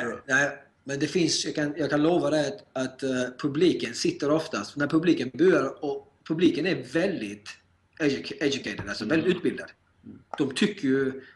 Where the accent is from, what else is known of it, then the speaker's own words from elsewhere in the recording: Sweden; moved away as an adult; now in United States; jag är född och uppvuxen i Sverige och Sverige kommer alltid vara mitt hem